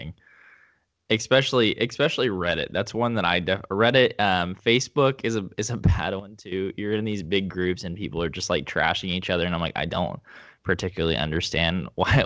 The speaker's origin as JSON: {"language": "English", "region": "Oklahoma", "country": "United States", "said": "I'm from Oklahoma"}